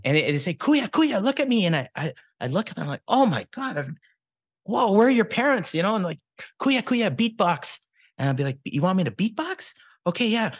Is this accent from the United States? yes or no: no; Regina, Saskatchewan, Canada; growing up in the eighties, nineties, early two thousands, you know, Philippine culture in Regina, Saskatchewan